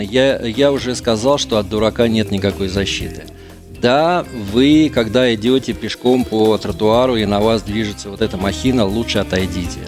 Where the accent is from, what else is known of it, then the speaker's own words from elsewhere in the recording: Saint Petersburg, Russia; Мы петербуржцы.